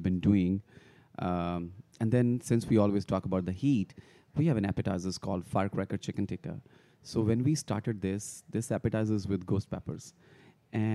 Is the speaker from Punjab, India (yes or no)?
yes; Punjab, India; moved away as an adult; now in Richmond, United States; Punjab is my home state